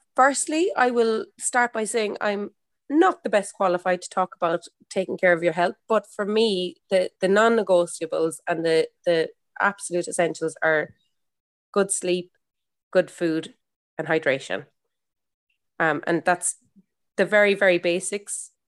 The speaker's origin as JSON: {"language": "English", "country": "Ireland", "said": "I'm an Irish mammy"}